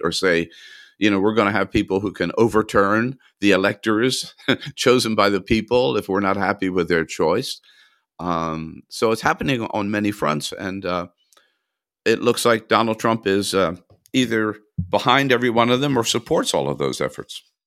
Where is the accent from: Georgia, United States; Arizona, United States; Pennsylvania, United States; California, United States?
California, United States; as a Californian